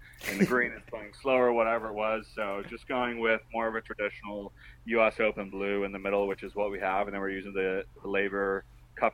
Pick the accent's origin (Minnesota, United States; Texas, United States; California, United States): California, United States; Newport Beach; growing up in Newport Beach, I was very familiar with the Breakers